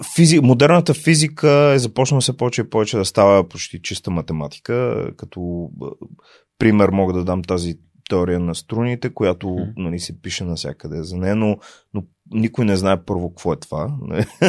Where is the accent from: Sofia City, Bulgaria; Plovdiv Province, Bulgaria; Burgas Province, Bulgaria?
Plovdiv Province, Bulgaria; Plovdiv; moved away as an adult; also born or lived in Sofia / United States; роден съм в София, между другото, но съм израснал в Пловдив и се чувствам пловдивчанин